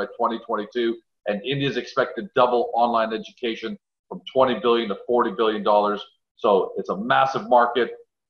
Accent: Canada; Because obviously we're Canadian and a lot of us don't know who NSDC is.

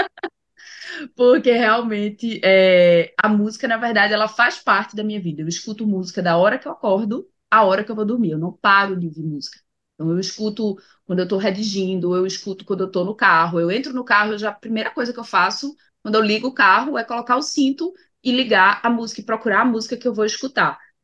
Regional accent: Pernambuco, Brazil; como boa pernambucana eu sou bairrista

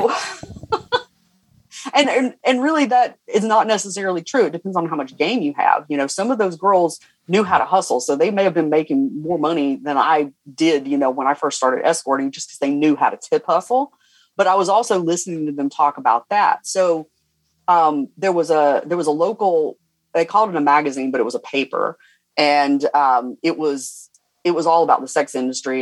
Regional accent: Cumming, Georgia, United States; I'm from Cumming, Georgia.

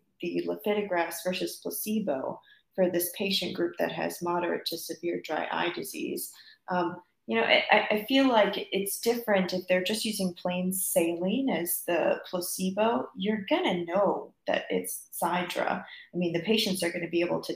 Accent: Fort Myers, Florida, United States; moved away as an adult; now in North Carolina, United States; my hometown in Florida, Fort Myers, Florida

